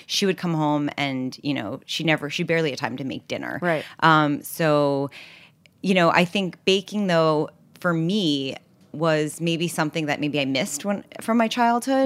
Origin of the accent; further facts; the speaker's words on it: New York City, New York, United States; also born or lived in Los Angeles; I grew up in New York City on the Upper West Side, 87th and Broadway